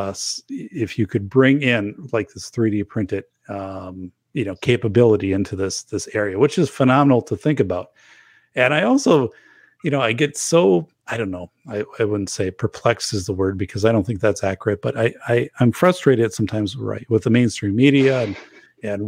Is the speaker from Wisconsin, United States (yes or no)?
yes; northern Wisconsin, United States; my hometown, which is northern Wisconsin